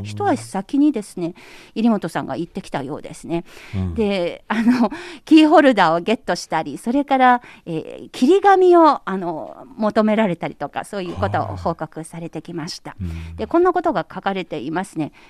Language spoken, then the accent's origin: Japanese; Anhui, China; now in Beijing, China; 中国安徽省私のふるさと